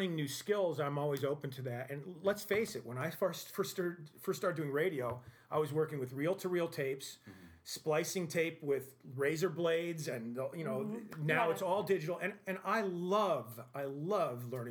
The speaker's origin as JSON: {"language": "English", "region": "Vermont", "country": "United States", "tie": "born or raised there", "said": "growing up in Vermont"}